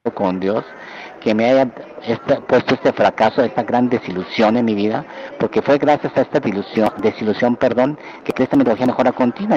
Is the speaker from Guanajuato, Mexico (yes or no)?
no; Mexico City, Mexico; moved away as an adult; also born or lived in Berkeley, California, United States / Japan; yo nací en la Ciudad de México, de ascendencia japonesa